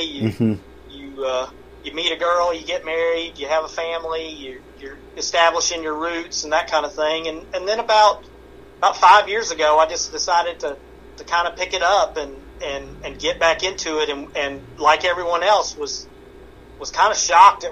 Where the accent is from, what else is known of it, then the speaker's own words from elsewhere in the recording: the South, United States; growing up in the South